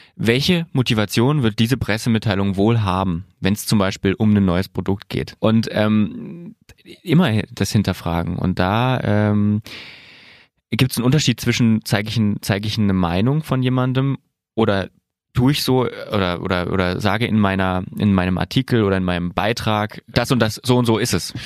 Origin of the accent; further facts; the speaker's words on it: southern Thuringia, Germany; da, wo ich herkomme, aus Südthüringen